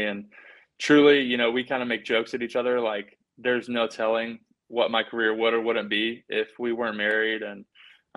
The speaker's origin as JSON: {"language": "English", "town": "Indianapolis", "region": "Indiana", "country": "United States", "tie": "born or raised there", "moved": "as an adult", "said": "Indianapolis the very next week, which is my hometown"}